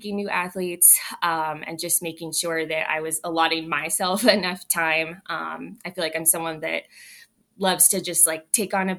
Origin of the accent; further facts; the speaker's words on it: San Diego, California, United States; moved away; I'm born and raised in San Diego